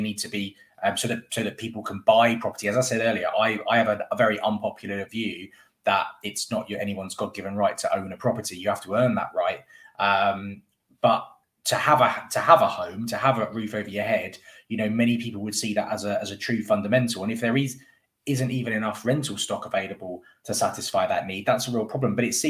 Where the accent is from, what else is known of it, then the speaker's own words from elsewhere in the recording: London, United Kingdom; now in West Midlands, United Kingdom; a very, very unpopular viewpoint that I have as a Londoner that has actually moved up to the West Midlands.